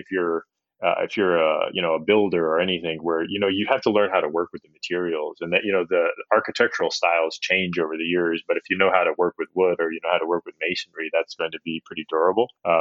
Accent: upstate New York, United States; moved away; I grew up in a pretty homogenous area of upstate New York when I was very young

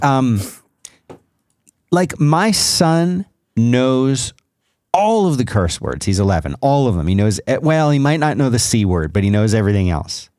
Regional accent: South Florida, United States; as a kid growing up in South Florida

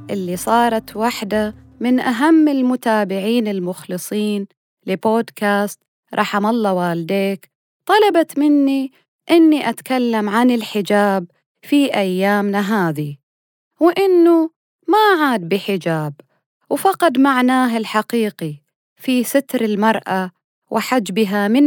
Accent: Saudi Arabia; يعني إحنا كسعوديين بمختلف مناطقنا ومذاهبنا

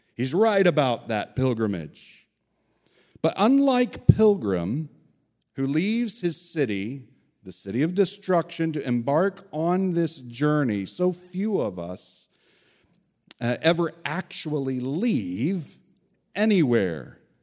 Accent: Evansville, Indiana, United States; moved away as an adult; also born or lived in Bloomington, Indiana / Upland, Indiana / Chicago, Illinois / Sheboygan County, Wisconsin; now in Brevard County, Florida, United States; At three years old, I moved two and a half hours south of Bloomington, Indiana, to Evansville, Indiana, on the Ohio River there.

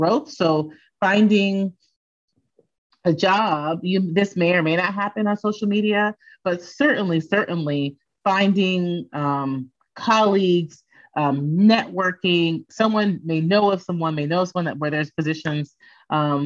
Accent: Phoenix, Arizona, United States; moved away as an adult; I'm from Phoenix. I did my undergraduate degree at Arizona State University

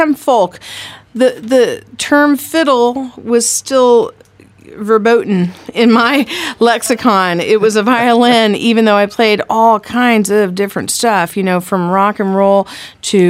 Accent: Fayetteville, Arkansas, United States; now in Kansas City, United States; in Northwest Arkansas, where I grew up, and I grew up in Fayetteville, Arkansas

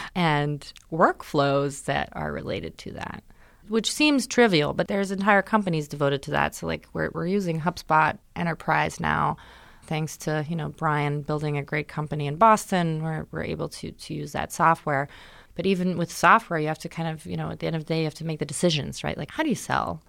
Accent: Germany; moved away; I grew up in Germany, but my dad's American, so I would come to the States every summer

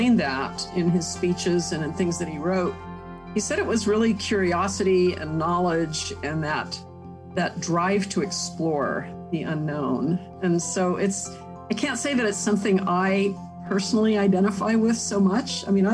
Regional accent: Huntsville, Alabama, United States; I was born in Huntsville

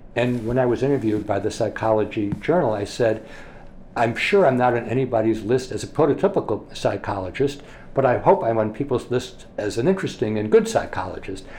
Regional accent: Scranton, Pennsylvania, United States; moved away as an adult; also born or lived in Massachusetts; I grew up in Scranton, Pennsylvania

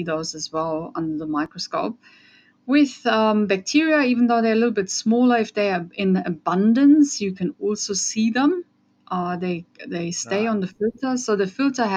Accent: Germany; English is a second language; moved away as an adult; also born or lived in Austria; now in Australia; as you can hear from my accent, I'm from Europe. So I grew up in Germany. I'm Austrian though.

